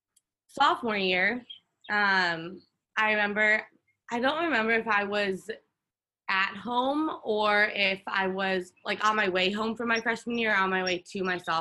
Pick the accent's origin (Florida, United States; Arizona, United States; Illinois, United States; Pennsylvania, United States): Illinois, United States; Chicago; I grew up in the suburbs of Chicago. So I grew up in the Midwest